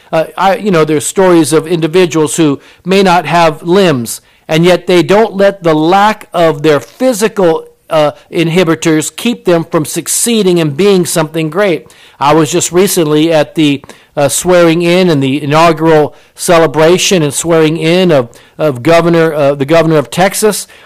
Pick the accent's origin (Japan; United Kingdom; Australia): Japan; I was born in Japan. My mother was Japanese